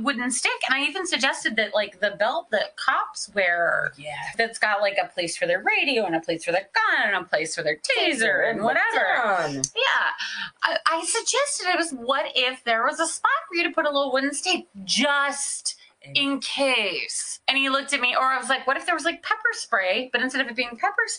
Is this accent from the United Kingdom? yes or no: yes; United Kingdom; I'm British, so they'll listen to what I say.